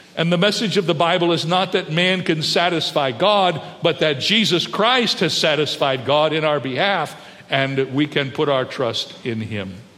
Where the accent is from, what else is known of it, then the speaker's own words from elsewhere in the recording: United States; I love the United States of America. I'm glad I was born here. I'm excited about being an American.